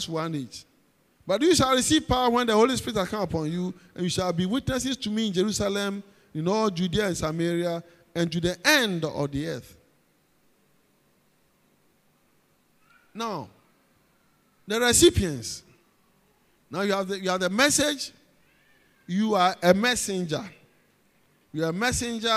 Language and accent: English; Ghana; accent: Ghanaian; I'm from Ghana